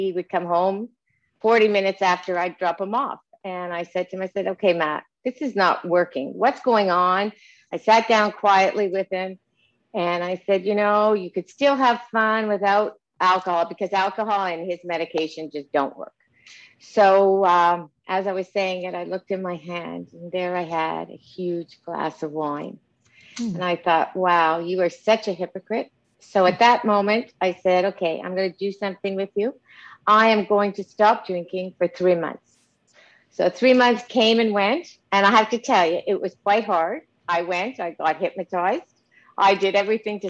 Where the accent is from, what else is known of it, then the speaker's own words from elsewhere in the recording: Montreal, Quebec, Canada; I'm from Montreal, Canada. I had a great childhood